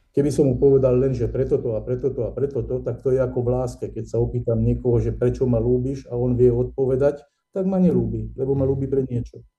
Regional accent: Nitra, Nitra Region, Slovakia; ja som rodák z Nitry

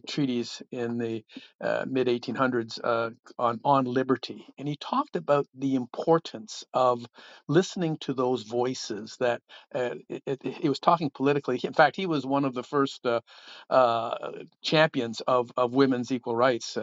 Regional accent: Ottawa, Ontario, Canada; up here in Ottawa, Canada, my hometown

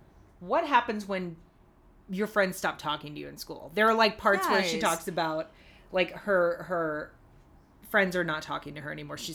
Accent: Texas, United States; I grew up in Texas, which I feel like I don't necessarily consider, like, true Southern.

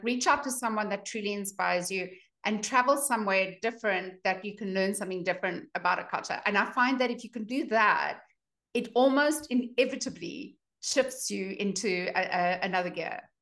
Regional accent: South Africa; moved away as an adult; also born or lived in Boulder, Colorado; now in United States; I'm a dietitian from South Africa

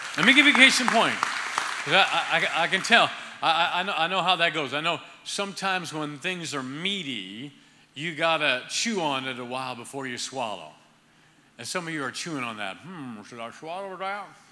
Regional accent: Ohio, United States; moved away; I'm originally from Ohio

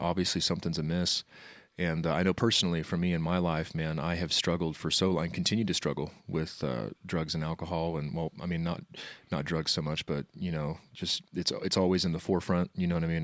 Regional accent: Wichita, Kansas, United States; I, um, lived in Wichita all my life

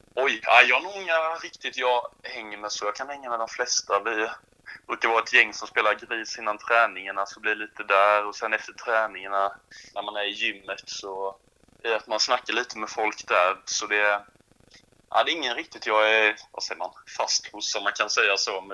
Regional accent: Sweden; på Högstorp är jag uppvuxen

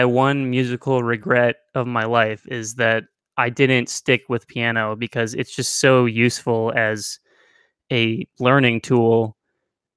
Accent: Midwest, United States; I'm from the Midwest, which is perhaps the most boring place you could be from

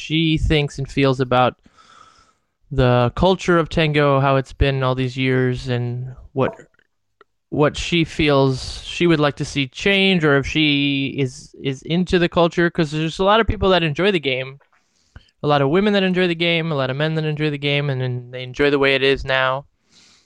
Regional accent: Ohio, United States; I'm from Ohio

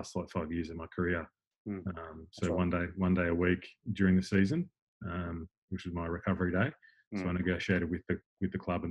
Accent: Melbourne, Victoria, Australia; moved away; also born or lived in Sydney; I'm from Melbourne originally

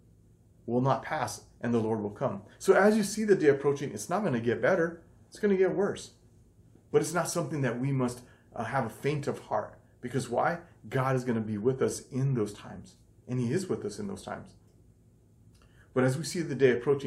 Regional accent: United States; this culture that we're brought up in America

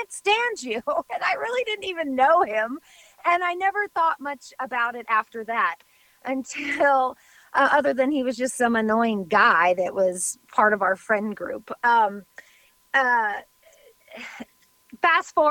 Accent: West Coast, United States; moved away as an adult; also born or lived in Oregon; now in Nashville, United States; when we moved here to Tennessee, we grew up on the West Coast, so we've always been West Coast people.

